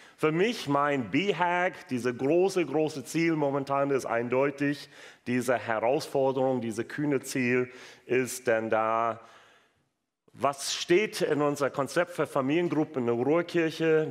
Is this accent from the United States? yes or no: yes; United States; German is a second language; also born or lived in Wuppertal, Germany; now in Germany; gebürtiger Amerikaner